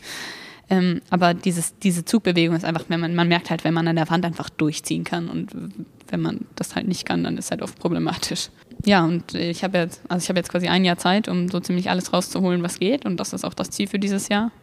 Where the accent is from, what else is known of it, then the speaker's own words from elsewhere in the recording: Wolfsburg, Lower Saxony, Germany; ich bin 17 und ich komme aus Wolfsburg